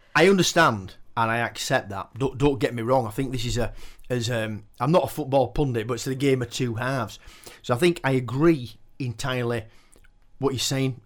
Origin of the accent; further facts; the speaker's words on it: Keighley, Yorkshire and the Humber, United Kingdom; I was born and bred in Keighley